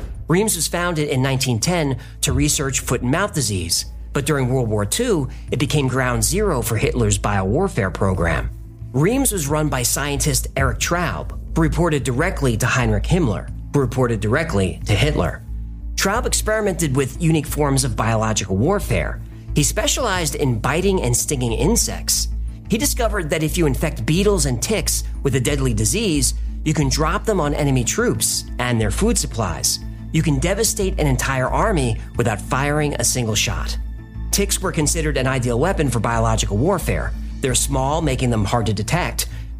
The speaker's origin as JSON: {"language": "English", "town": "New York City", "region": "New York", "country": "United States", "said": "I'm from New York"}